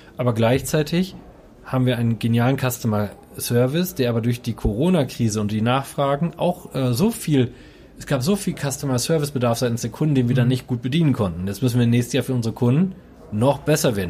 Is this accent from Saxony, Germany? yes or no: no; Coesfeld, North Rhine-Westphalia, Germany; Coesfeld und Holtweg sind für mich immer der sichere Hafen.